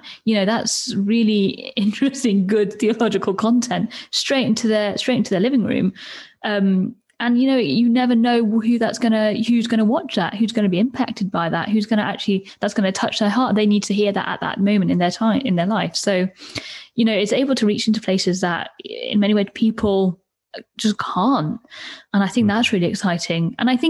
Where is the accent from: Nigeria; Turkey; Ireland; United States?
Turkey; moved away; I think it's changed a lot over the years as well since I've left. But I remember growing up in Turkey, and my mom and dad used to read, you know, BBC News a lot.